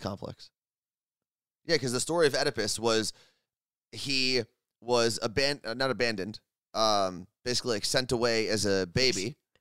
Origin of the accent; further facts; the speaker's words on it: New Jersey, United States; moved away as an adult; now in Seattle, United States; we both grew up in New Jersey, right? That's, that's our home.